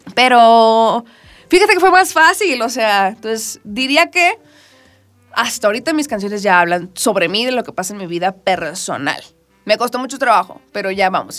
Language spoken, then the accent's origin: Spanish; Culiacán, Sinaloa, Mexico; now in Mexico City, Mexico; yo soy de Culiacán